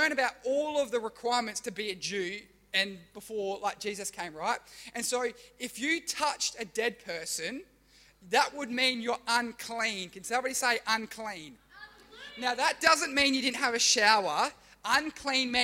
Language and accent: English; Australia; I'm Australian, but my ancestry or my heritage is Italian and German